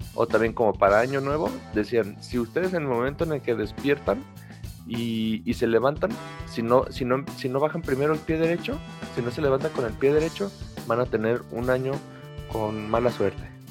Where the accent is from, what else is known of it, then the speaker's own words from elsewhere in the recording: Mexico; aunque somos de México